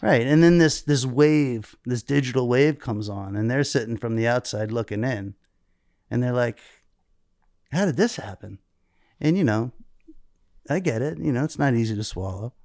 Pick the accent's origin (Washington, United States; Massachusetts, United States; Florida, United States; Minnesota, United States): Florida, United States; South; I grew up in South Florida